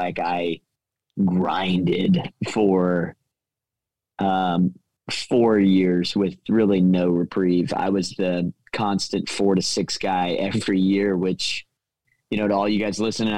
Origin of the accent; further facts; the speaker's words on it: Tulsa, Oklahoma, United States; moved away as an adult; now in Dallas, United States; I grew up in Tulsa, Oklahoma